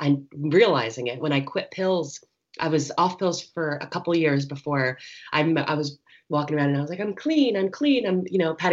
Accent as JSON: {"language": "English", "region": "New Jersey", "country": "United States", "tie": "born or raised there", "also_born_or_lived": "Philadelphia, Pennsylvania", "moved": "yes", "said": "I was born in Philadelphia and raised in New Jersey in an Italian American family"}